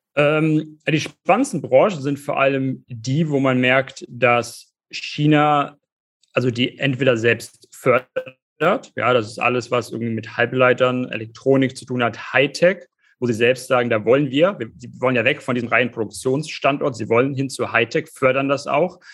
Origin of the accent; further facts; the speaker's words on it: Germany; bei uns in Deutschland